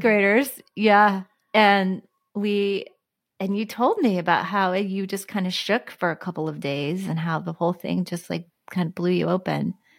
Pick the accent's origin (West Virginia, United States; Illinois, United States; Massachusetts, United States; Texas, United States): Texas, United States; Houston; the library where I grew up in Houston